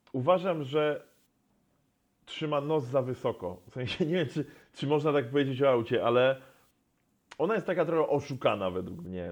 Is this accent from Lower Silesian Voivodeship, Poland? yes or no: no; Poznań, Greater Poland, Poland; ja z Poznania